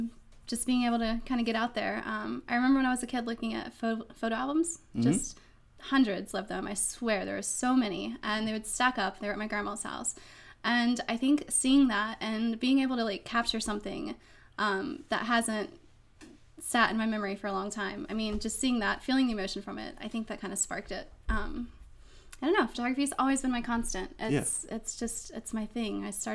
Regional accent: Winston-Salem, North Carolina, United States; moved away as an adult; also born or lived in Florida; I was born in Florida. Grew up in Winston-Salem from age 10 until right after high school.

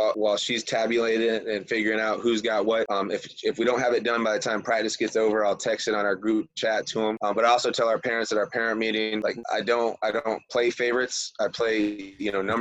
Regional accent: Michigan, United States; also born or lived in Florida; I'm from Michigan originally, had a rough life, got to live in Michigan all summer, and got to live in Florida all winter

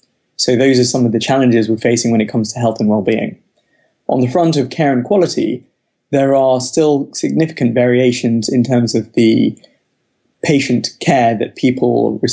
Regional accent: London, United Kingdom; so I live in St. John's Wood in London, and I grew up in North London. I'm Sri Lankan by background, but was born in the UK.

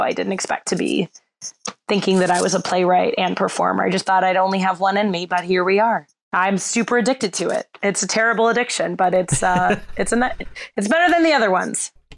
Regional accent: Bloomfield Hills, Michigan, United States; I grew up in Bloomfield Hills, Michigan, which has a really, really strong youth theater program

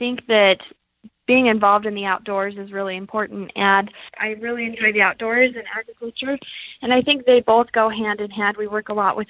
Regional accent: Idaho, United States; I grew up on the pretty much between where the North and the South Fork meet in a little town called Manette, Idaho

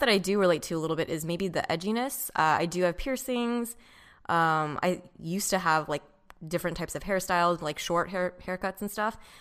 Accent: Orange County, California, United States; I grew up in Orange County.

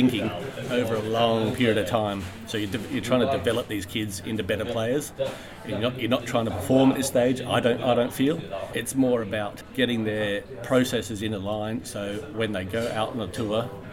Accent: Australia; as an Australian player

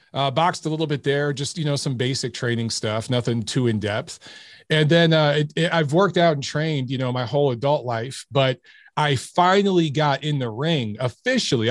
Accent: Detroit, Michigan, United States; I grew up in Detroit

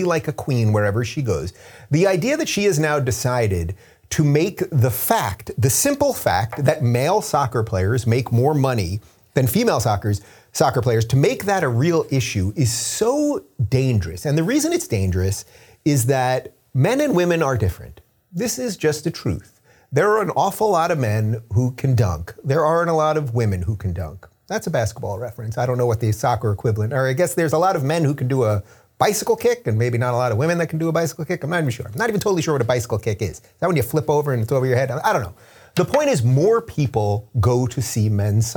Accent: United States; I'm an American

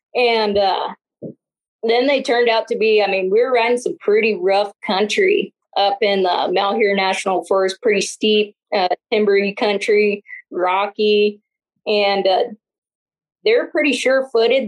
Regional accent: Northeastern Washington, United States; moved away; where I was born and raised in Northeastern Washington

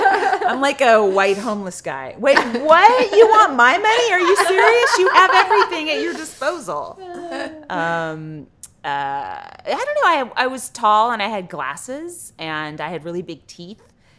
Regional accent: California, United States; I grew up in the East Bay of San Francisco.

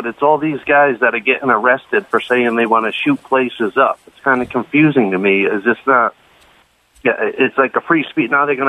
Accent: Northeast, United States; Where I grew up in the Northeast

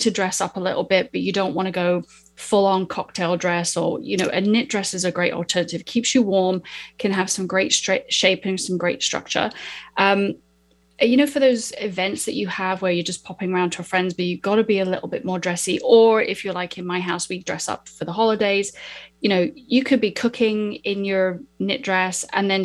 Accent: United Kingdom; I'm British.

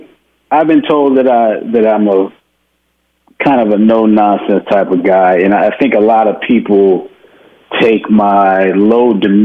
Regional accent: Houston, Texas, United States; I'm a boy from Houston, Texas.

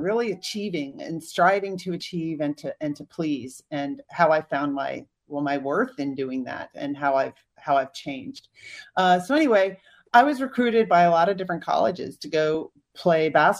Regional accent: Northern Virginia, United States; growing up in Northern Virginia, a lot of my friends had parents who worked for the federal government and stuff, but my parents didn't.

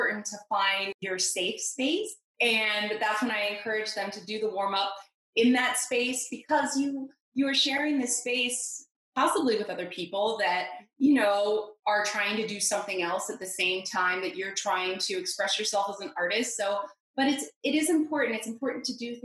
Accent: Los Angeles, California, United States; I was born in Los Angeles, California.

